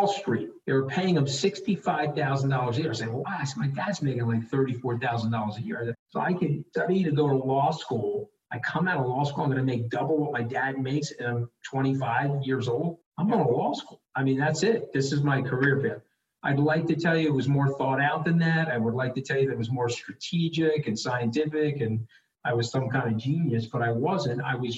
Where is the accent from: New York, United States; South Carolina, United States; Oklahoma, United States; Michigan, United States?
New York, United States; North Shore of Long Island; I was born here on the North Shore of Long Island